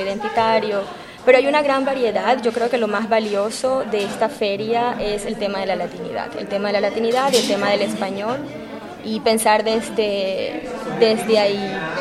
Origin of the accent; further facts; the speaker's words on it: Colombia; moved away as an adult; now in Chicago, United States; yo llego a la Universidad de Chicago como una colombiana que está estudiando literatura latinoamericana